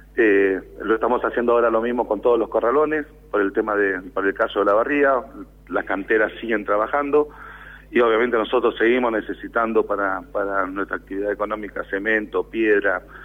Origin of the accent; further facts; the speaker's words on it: Buenos Aires Province, Argentina; nosotros también somos bonaerenses